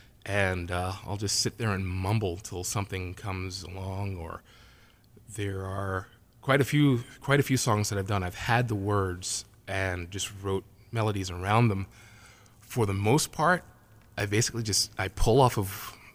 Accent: New York, United States; moved away as an adult; now in South Shore, Massachusetts, United States; I'm a New Yorker

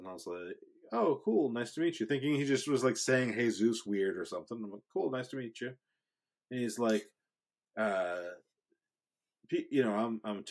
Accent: Marlborough, Massachusetts, United States; also born or lived in Framingham, Massachusetts; I grew up in Marlboro, but I went to high school in Framingham

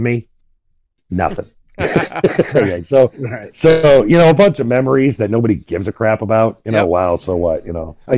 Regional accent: Michigan, United States; we're from Michigan

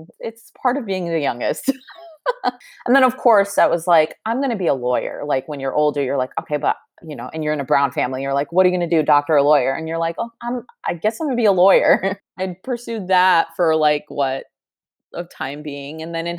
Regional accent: Chicago, Illinois, United States; now in Los Angeles, United States; I was born and raised in the city, actually. I went to this school called Mather in high school.

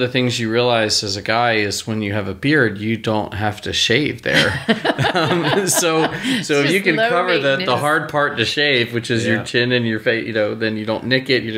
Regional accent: Philadelphia, Pennsylvania, United States; also born or lived in Virginia; now in Texas, United States; I'm from Philly

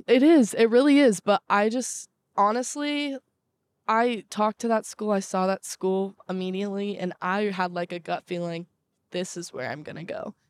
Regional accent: Southern California, United States; moved away as an adult; also born or lived in Morgantown; I'm from Southern California.

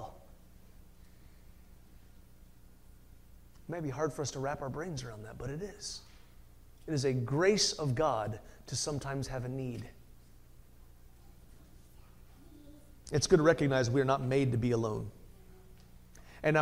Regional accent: United States; American Christians

